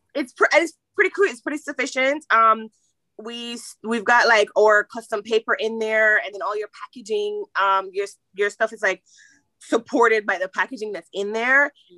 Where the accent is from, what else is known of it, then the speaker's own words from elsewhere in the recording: Jamaica; I am Jamaican.